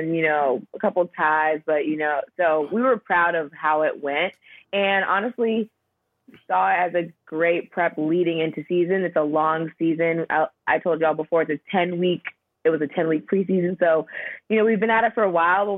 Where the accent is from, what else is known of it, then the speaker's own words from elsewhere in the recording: Southern California, United States; moved away as an adult; also born or lived in Florida / Buffalo, New York / Norway; I grew up in Southern California, went to college in Florida